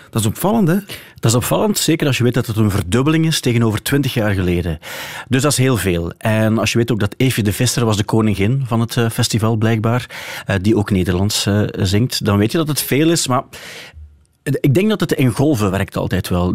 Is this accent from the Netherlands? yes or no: no; West Flemish, West Flanders, Belgium; als West-Vlaming